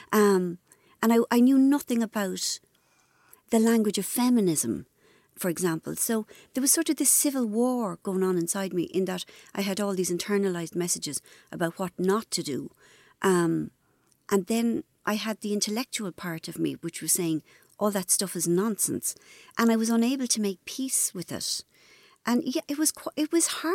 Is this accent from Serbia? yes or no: no; Ireland; I was brought up in Ireland, which was, you know, very religious.